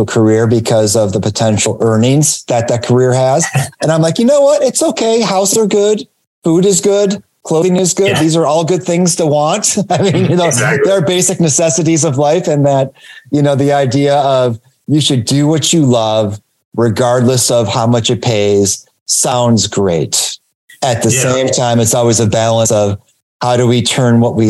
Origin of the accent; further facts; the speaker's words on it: Detroit, Michigan, United States; in Detroit area where I'm from